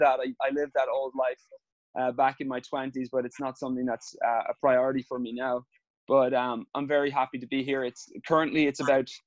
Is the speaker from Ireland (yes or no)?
yes; Ireland; growing up in Ireland